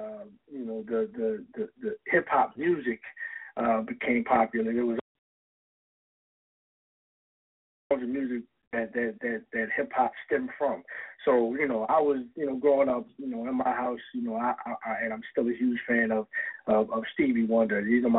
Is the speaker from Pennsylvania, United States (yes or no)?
yes; Philadelphia, Pennsylvania, United States; moved away; also born or lived in Buffalo, New York / New Orleans, Louisiana / Albany, New York / Wilmington, Delaware; I was born in Buffalo, New York, but I was raised in Philadelphia. You know, that's where, you know, I went to junior high and high school